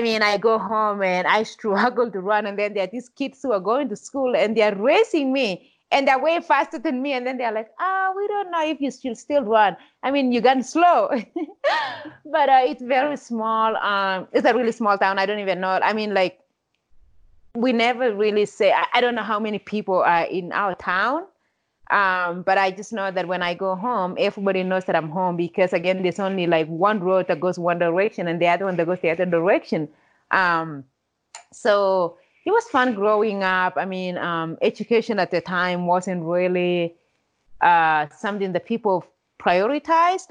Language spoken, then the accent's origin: English; Kenya; now in United States; without growing up in Kenya, I don't know if I would be the person that I am today.